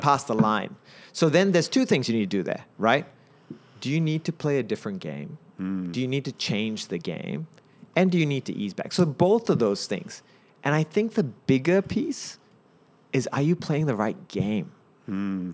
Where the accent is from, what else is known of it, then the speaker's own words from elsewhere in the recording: Napier, Hawke's Bay, New Zealand; also born or lived in Auckland, New Zealand; I'm a Kiwi went to Napier Boys and University of Auckland